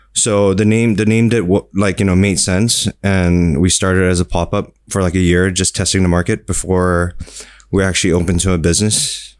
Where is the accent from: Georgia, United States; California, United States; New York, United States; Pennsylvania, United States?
California, United States; Fremont; moved away as an adult; now in Singapore; I was born in Singapore and I grew up in California